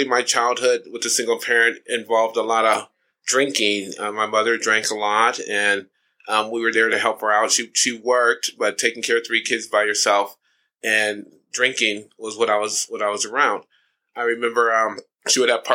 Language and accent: English; Ohio, United States; now in California, United States; I'm from Ohio originally